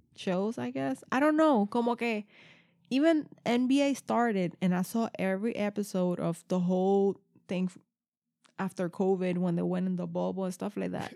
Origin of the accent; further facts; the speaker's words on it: New Jersey, United States; I'm from New Jersey